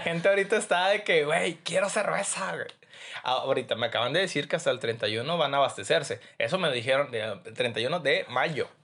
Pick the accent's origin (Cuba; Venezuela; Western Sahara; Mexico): Mexico; yo como mexicano